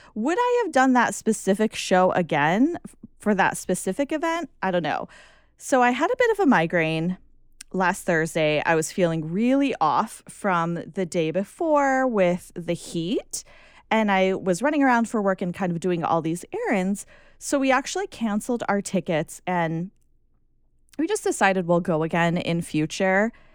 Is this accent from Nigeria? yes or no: no; United States; Just being American